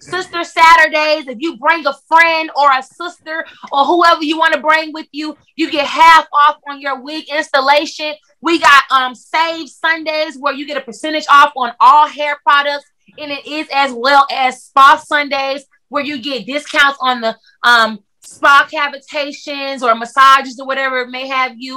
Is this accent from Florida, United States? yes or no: yes; Clearwater, Florida, United States; moved away as an adult; now in Atlanta, United States; I'm from Clearwater, Florida, but I have been in Atlanta for the last like 5 or 6 years